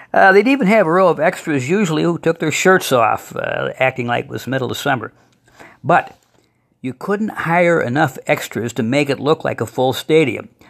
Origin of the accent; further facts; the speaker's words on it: Toledo, Ohio, United States; When I was growing up in Toledo